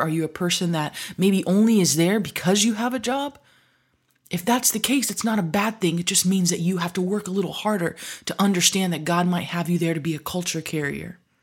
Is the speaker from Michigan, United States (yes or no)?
yes; Michigan, United States; growing up in Michigan